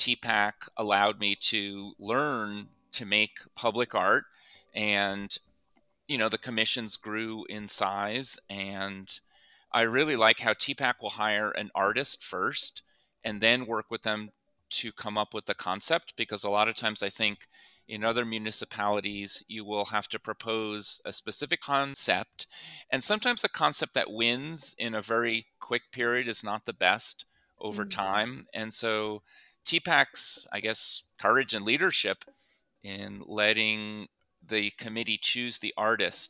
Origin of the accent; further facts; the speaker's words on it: near Thomas Edison's laboratory, New Jersey, United States; we grew up near Thomas Edison's West Caldwell Laboratory